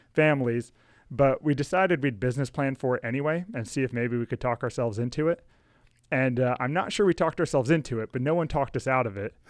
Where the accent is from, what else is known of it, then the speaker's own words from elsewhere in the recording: Rockville, Maryland, United States; I grew up in Rockville with Alex